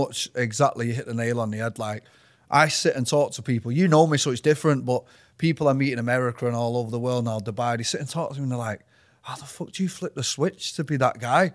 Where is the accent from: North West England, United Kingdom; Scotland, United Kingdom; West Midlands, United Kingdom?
North West England, United Kingdom; Manchester; I was born in Withington. So grew up around there